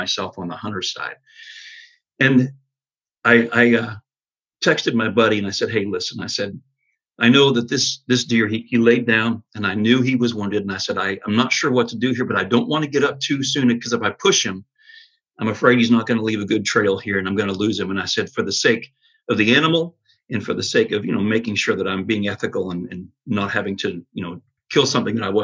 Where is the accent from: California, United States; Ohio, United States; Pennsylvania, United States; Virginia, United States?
Pennsylvania, United States; Rocky Grove; moved away as an adult; now in Anderson, United States; I grew up in Pennsylvania, a little town called Rocky Grove